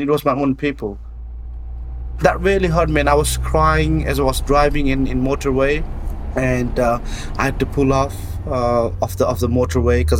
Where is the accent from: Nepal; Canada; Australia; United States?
Nepal; moved away as an adult; also born or lived in United Kingdom; I was born in Nepal, I was raised in the Gurkhas